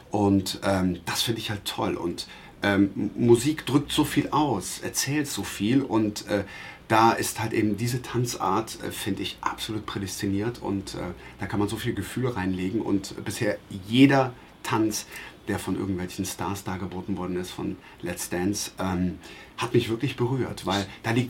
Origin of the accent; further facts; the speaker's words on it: Traben-Trarbach, Rhineland-Palatinate, Germany; born there; In Traben-Trabach, in meiner Geburtsstadt in Rheinland-Pfalz.